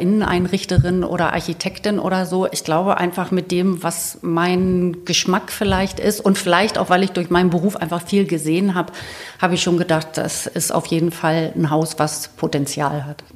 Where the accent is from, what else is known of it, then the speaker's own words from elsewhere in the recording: Celle, Lower Saxony, Germany; ich bin in Celle aufgewachsen